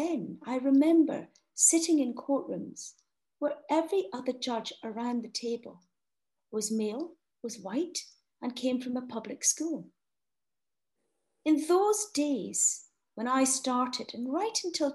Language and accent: English; Scotland, United Kingdom; growing up in Scotland with two parents, neither of whom are lawyers